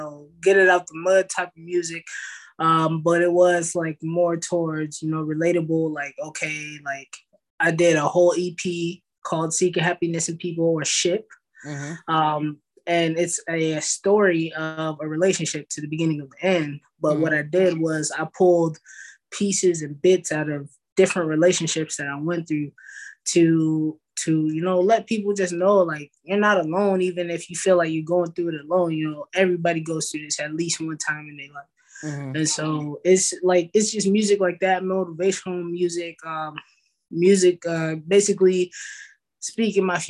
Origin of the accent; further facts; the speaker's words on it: California, United States; now in Dallas, United States; I'm from California, but I reside in Texas